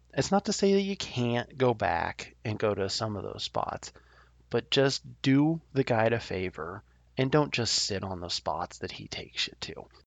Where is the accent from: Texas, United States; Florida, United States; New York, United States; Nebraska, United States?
Nebraska, United States; I love my home state of Nebraska